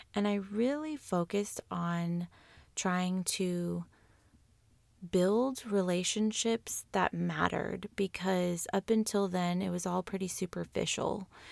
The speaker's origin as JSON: {"language": "English", "region": "California", "country": "United States", "tie": "born or raised there", "said": "I was born and raised in California"}